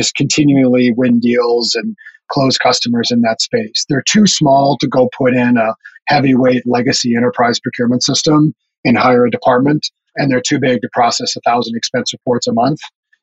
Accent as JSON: {"language": "English", "region": "North Dakota", "country": "United States", "tie": "born or raised there", "also_born_or_lived": "Minneapolis / Silicon Valley", "moved": "as an adult", "said": "I grew up in North Dakota, of all places"}